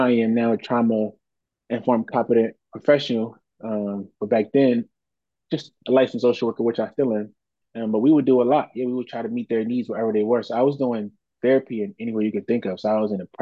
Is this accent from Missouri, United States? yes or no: no; Philadelphia, Pennsylvania, United States; I am born and raised in Philadelphia, Southwest